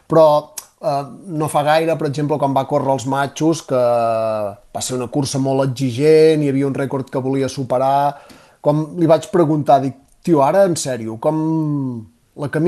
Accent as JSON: {"language": "Catalan", "region": "Catalonia", "country": "Spain", "said": "som catalans"}